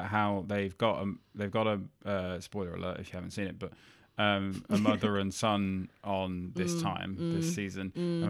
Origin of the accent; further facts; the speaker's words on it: Birmingham, West Midlands, United Kingdom; now in Australia; yeah, I mean, I grew up in Birmingham, but no one would tell.